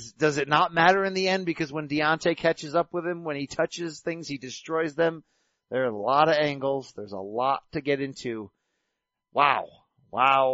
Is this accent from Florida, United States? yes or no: no; Naugatuck, Connecticut, United States; they filmed part of that in my hometown